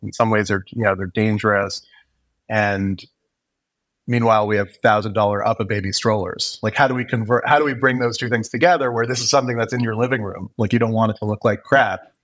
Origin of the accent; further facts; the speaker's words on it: Montreal, Quebec, Canada; moved away as an adult; now in Toronto, Canada; I grew up in Montreal, born and, and raised there.